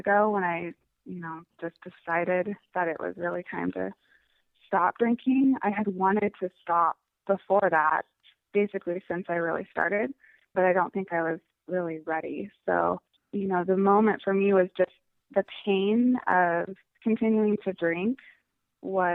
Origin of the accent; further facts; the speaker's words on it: Missoula, Montana, United States; moved away as an adult; now in Seattle, United States; I currently live in Seattle, Washington. I am actually a Montana native, so I grew up in Missoula, Montana